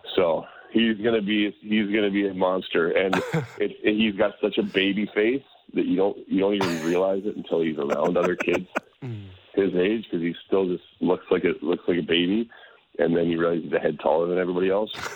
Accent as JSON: {"language": "English", "town": "Calgary", "region": "Alberta", "country": "Canada", "tie": "born or raised there", "moved": "yes", "lives_now": "Minnesota, United States", "said": "I grew up in Calgary mostly"}